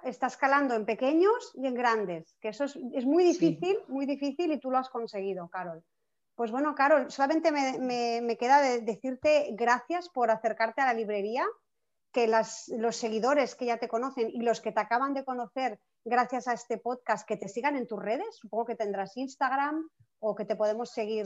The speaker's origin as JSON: {"language": "Spanish", "town": "Barcelona", "region": "Catalonia", "country": "Spain", "said": "yo soy de Barcelona"}